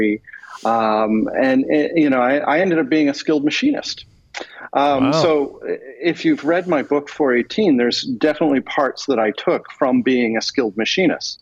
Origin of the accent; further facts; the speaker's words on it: Toronto, Ontario, Canada; also born or lived in Houston, Texas / Atlantic Canada; I was born in Houston, Texas. My father then moved back to Canada when I was an infant. So I didn't get a choice. I had to go with him. And I grew up in Toronto